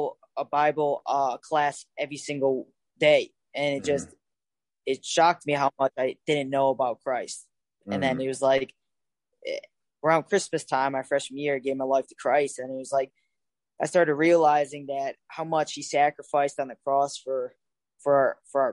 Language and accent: English; Cleveland, Ohio, United States; moved away as an adult; I grew up in Cleveland, Ohio.